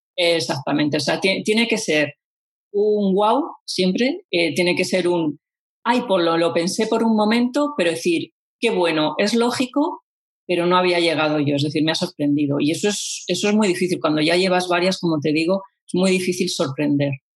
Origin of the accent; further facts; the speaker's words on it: Vitoria-Gasteiz, Basque Country, Spain; mi tierra